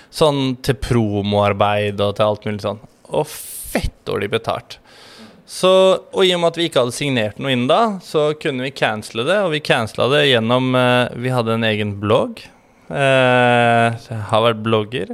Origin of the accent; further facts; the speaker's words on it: Skien, Telemark, Norway; moved away; also born or lived in Tromsø / Oslo; Jeg er fra Gulset